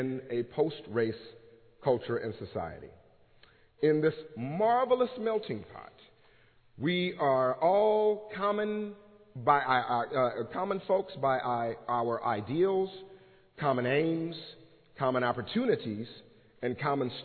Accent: Los Angeles, California, United States; moved away as an adult; now in Pennsylvania, United States; the faith experiences of myself growing up in Los Angeles, California

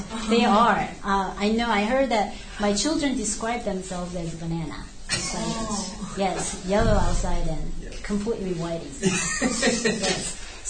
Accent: South Korea; English is a second language; moved away as an adult; now in United States; I am originally from South Korea. So I was like, I came here to America, in middle of 20, like 26, yeah, and then studied here again. So I'm called first generation of Korean.

